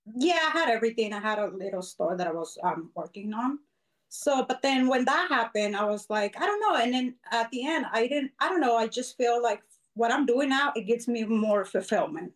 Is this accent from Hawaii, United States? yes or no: no; Arizona, United States; also born or lived in Mexico; been here since I was nine. So my parents brought me when I was really small